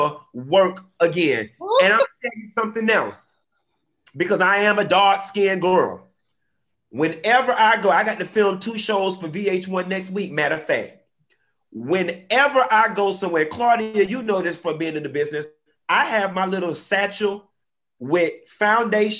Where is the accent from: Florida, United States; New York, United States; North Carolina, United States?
Florida, United States; Miami; I'm from Miami